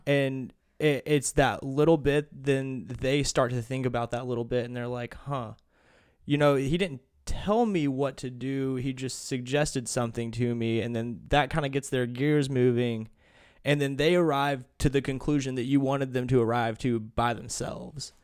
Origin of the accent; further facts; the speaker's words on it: Kentucky, United States; also born or lived in Tennessee; we moved from Tennessee to Kentucky